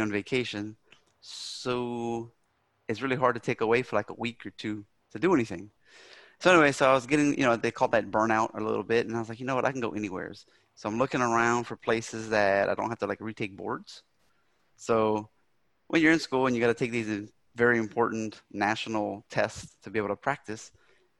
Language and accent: English; South Louisiana, United States; born or raised there; moved away as an adult; now in Germany